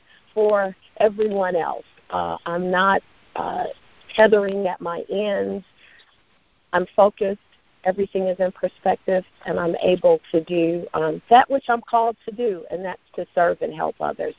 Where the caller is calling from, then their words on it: Mississippi, United States; I am calling from United Healthcare. I'm in Mississippi